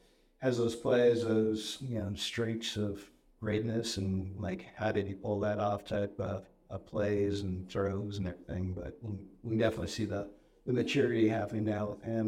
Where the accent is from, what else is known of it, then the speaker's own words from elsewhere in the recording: Kansas, United States; Slide of Kansas is my hometown, so.